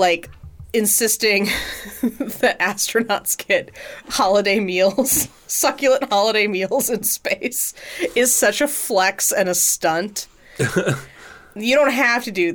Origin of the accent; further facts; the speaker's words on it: Houston, Texas, United States; I grew up in Houston